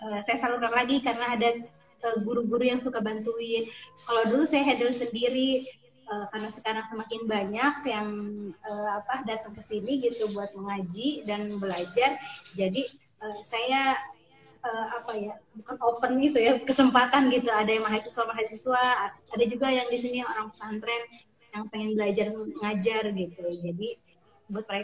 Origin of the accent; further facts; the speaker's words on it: Sumedang, West Java, Indonesia; Saya dari Sumedang, suami saya dari Bekasi.